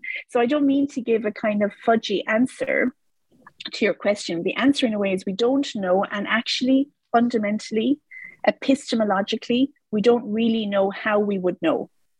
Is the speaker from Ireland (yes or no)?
yes; Ireland; which I was because I grew up in Ireland, so of course we had laws around terrorism.